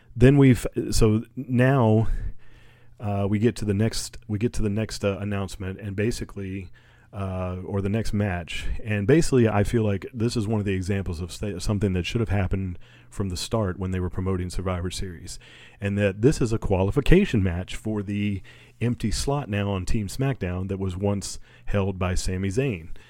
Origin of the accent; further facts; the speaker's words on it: Virginia, United States; I'm from Virginia